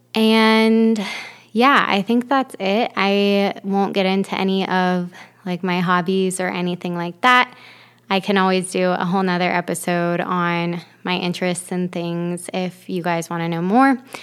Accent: Ohio, United States; moved away as an adult; also born or lived in Florida; now in Michigan, United States; I am from Ohio originally, but I've moved around quite a bit. I lived in Florida for seven years after um, growing up in Ohio

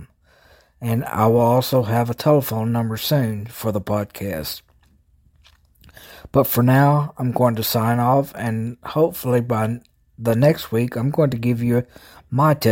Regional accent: Jackson, Tennessee, United States; And as you guessed, I'm from the South. I'm from Tennessee. I started this a few years ago. I'm from Jackson, Tennessee, which is in West Tennessee.

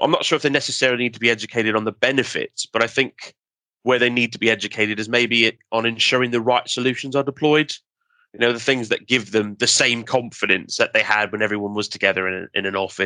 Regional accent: Canada; being Canadian

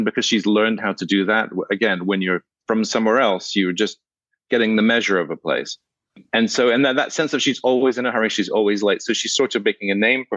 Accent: Scotland, United Kingdom; I grew up in Scotland

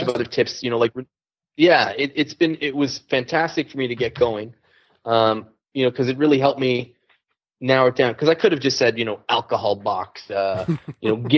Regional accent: Canada; I'm Canadian

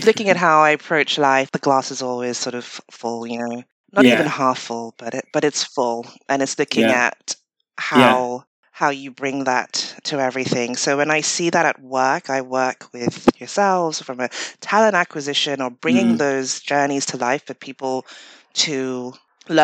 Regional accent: Ghana; moved away; I grew up in Ghana

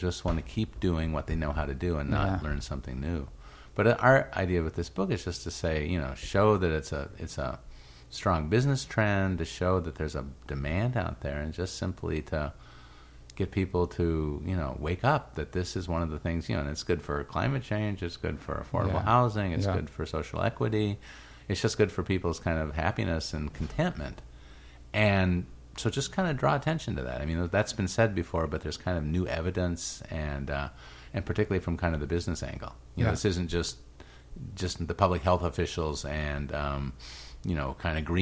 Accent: Urbana, Illinois, United States; also born or lived in Iowa; I grew up in Urbana, Illinois

